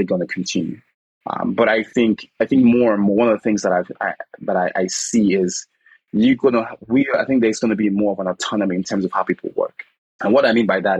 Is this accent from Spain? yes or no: no; Nigeria; moved away; I'm originally from Nigeria